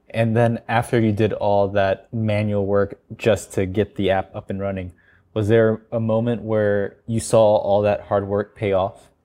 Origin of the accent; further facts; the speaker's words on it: United States; moved away as an adult; now in South Korea; I'm American and I went to school in the U S